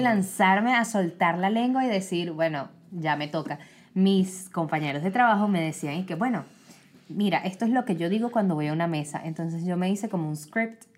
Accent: Venezuela; now in United States; De Venezuela

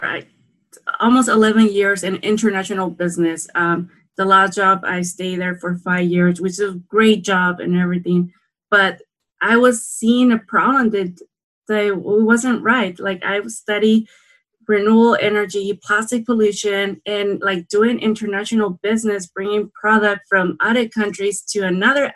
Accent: San Quintín, Baja California, Mexico; I grew up in San Quintin, Baja California, Mexico.

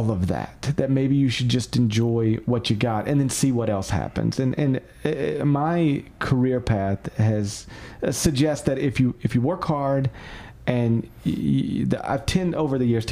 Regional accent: Memphis, Tennessee, United States; I get to live in my hometown

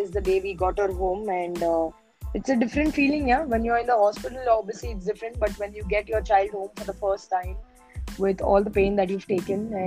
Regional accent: Mumbai, Maharashtra, India; I'm very much born and raised in Mumbai

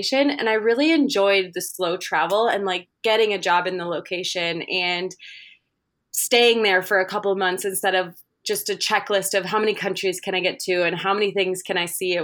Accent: Minnesota, United States; I'm from Minnesota in the States

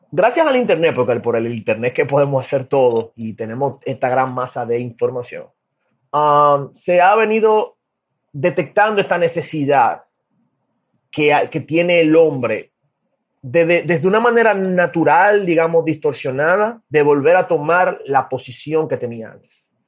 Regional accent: Dominican Republic; soy de República Dominicana

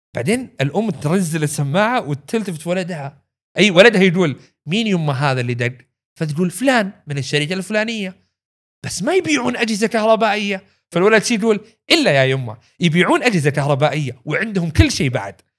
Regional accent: Saudi Arabia; عندنا في السعودية

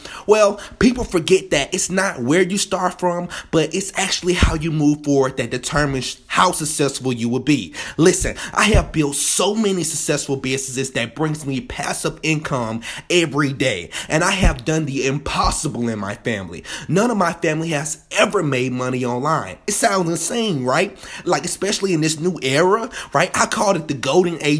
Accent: Birmingham, Alabama, United States; I'm from Birmingham, Alabama, freshly born and raised

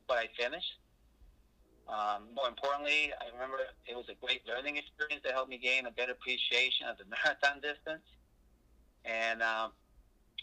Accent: Northern New Jersey, United States; moved away; also born or lived in New York / North Carolina / Illinois; I was born and raised in Northern New Jersey

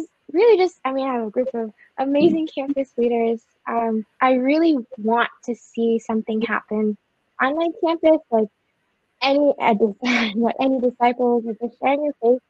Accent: Canada; I'm from Canada, and I go to the school called Waterloo

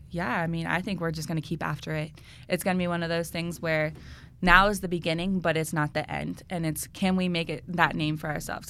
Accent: Marysville, Ohio, United States; I'm from Marysville, Ohio, originally. That's where I went to high school and played there.

